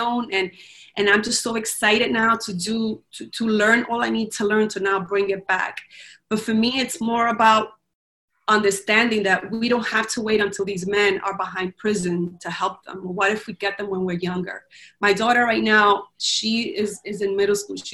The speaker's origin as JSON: {"language": "English", "country": "Dominican Republic", "tie": "born or raised there", "moved": "yes", "lives_now": "United States", "said": "I grew up in the Dominican Republic"}